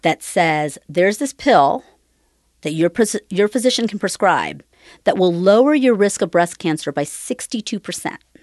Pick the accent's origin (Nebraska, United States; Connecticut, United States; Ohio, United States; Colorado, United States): Ohio, United States; Cambridge; was born and raised in Cambridge, Ohio, which is southeastern Ohio